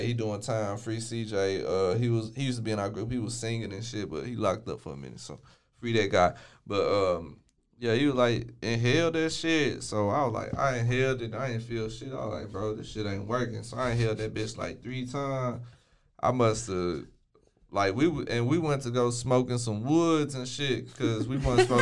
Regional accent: Waco, Texas, United States; I've been from Waco my whole life. I ain't never moved up out this bit

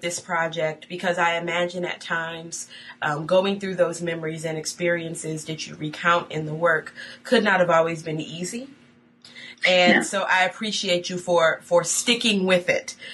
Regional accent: Buffalo, New York, United States; Buffalo, New York, my hometown

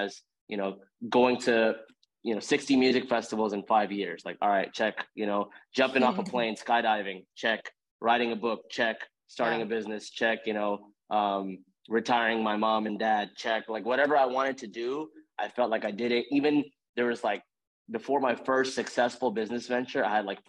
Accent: Houston, Texas, United States; I grew up in Houston.

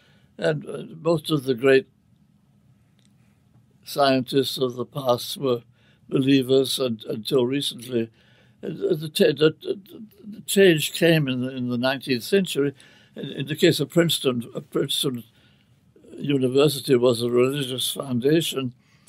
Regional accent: England, United Kingdom; I was brought up in the Church of England, which is, in England, of course, religion is sort of a question of class

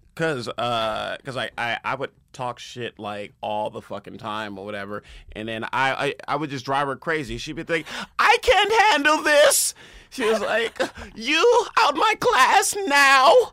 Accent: Compton, California, United States; also born or lived in Los Angeles; I'm from Compton, born and raised

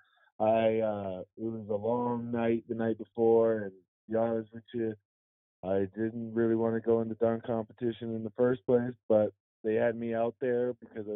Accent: Vancouver, British Columbia, Canada; also born or lived in Louisiana, United States; I'm from Canada, I'm from Vancouver, and also Louisiana

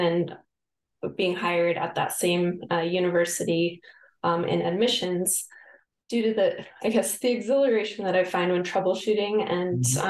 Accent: Colorado, United States; moved away as an adult; now in San Diego, United States; I'm from Colorado

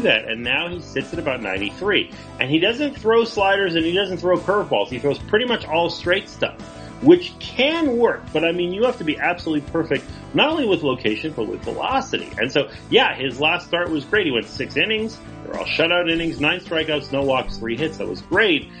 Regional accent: Montreal, Quebec, Canada; I grew up in Montreal

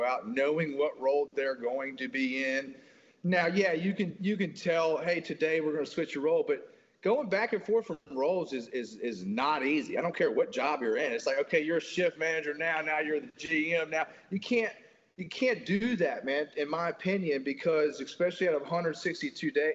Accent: Mississippi, United States; I'm from Mississippi

